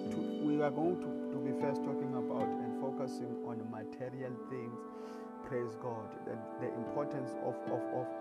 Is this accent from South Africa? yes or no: yes; South Africa; I come from South Africa